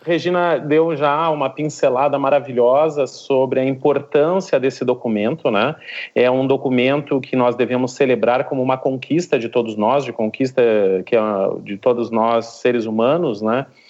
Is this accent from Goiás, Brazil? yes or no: no; Rio Grande do Sul, Brazil; moved away as an adult; now in Recife, Brazil; eu sou gaúcho de, de nascença, mas já estou aqui em Recife, Pernambuco, já há 11 anos